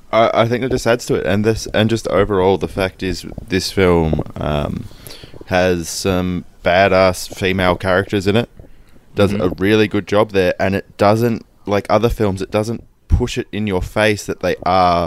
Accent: Melbourne, Victoria, Australia; No, I don't. We're from Melbourne.

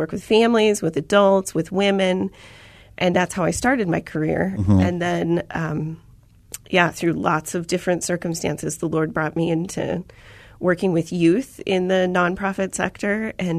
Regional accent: Chandler, Arizona, United States; So I'm a native to Arizona.

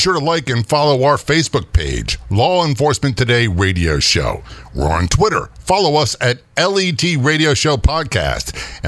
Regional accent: Norfolk, Virginia, United States; People don't realize, you know, I grew up in Norfolk, Virginia, big naval installations, there, a lot of military.

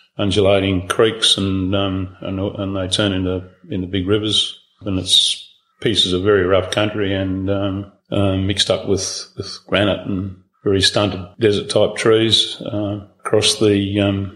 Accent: Australia; also born or lived in Queensland / Northern Territory / Victoria / Mount Edgar Station, Western Australia; We grew up in Queensland and the Territory, and then moved down to Victoria for 3 or 4 years

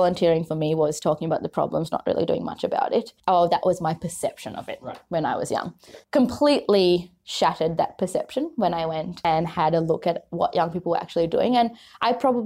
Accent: Sri Lanka; now in Australia; I grew up in Sri Lanka for most of my life

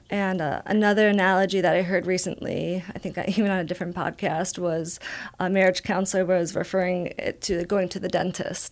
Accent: Albany, New York, United States; moved away as an adult; also born or lived in Buffalo, New York; now in San Diego, United States; I grew up in Albany, New York

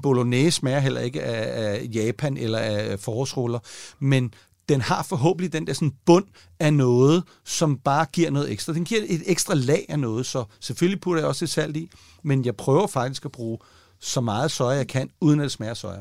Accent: Denmark

